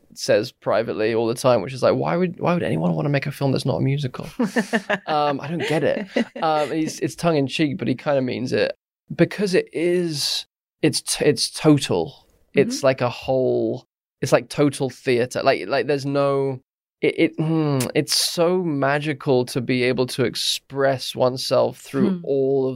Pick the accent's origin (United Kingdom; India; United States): United Kingdom; Surrey, South East England; growing up in Surrey and, you know, in a quite a stuffy, you know, middle-class kind of area of England